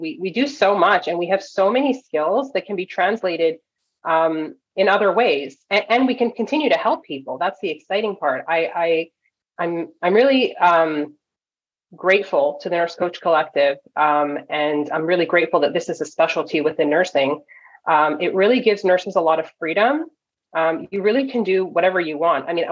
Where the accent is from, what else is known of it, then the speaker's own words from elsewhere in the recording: Toronto, Ontario, Canada; moved away as an adult; now in California, United States; Toronto is where I grew up